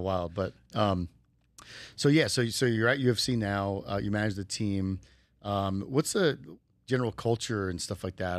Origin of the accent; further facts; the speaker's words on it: New Jersey, United States; now in Las Vegas, United States; I grew up in the East Coast of New Jersey